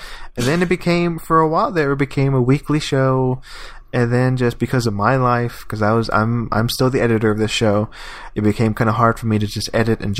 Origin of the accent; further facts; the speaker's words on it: near Houston, Texas, United States; also born or lived in New Jersey; my hometown is like near Houston.